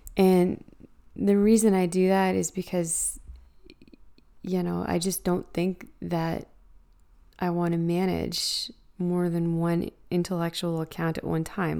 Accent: Canada; as a Canadian

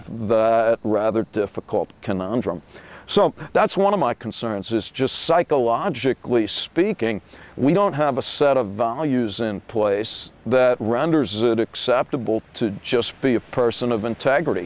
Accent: United States; being American

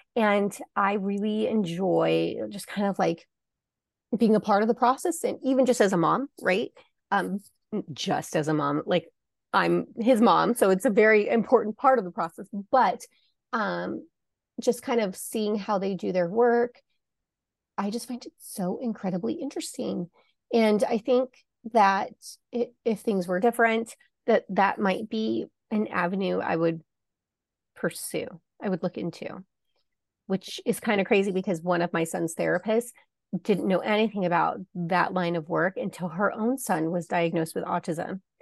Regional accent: Arizona, United States; I'm from Arizona, so I grew up in the Old West

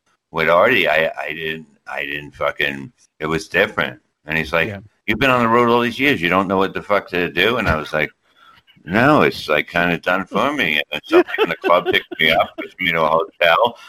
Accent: New York, United States; that's how we said it in New York

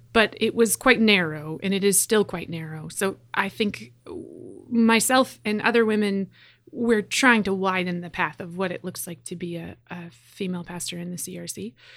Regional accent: Edmonton, Alberta, Canada; I'm from Edmonton, Alberta. I grew up attending a Christian Reformed church

